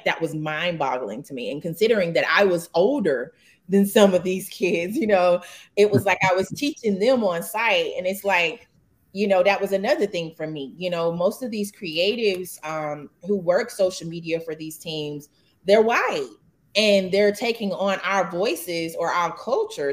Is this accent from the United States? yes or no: yes; Hattiesburg, Mississippi, United States; now in Atlanta, United States; I grew up in Hattiesburg, Mississippi, where Southern Miss is.